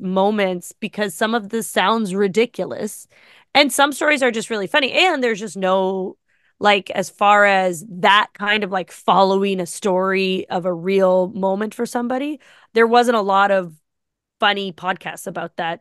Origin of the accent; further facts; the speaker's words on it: Ottawa, Ontario, Canada; moved away as an adult; also born or lived in Carp, Ontario; now in Toronto, Canada; I'm from Ottawa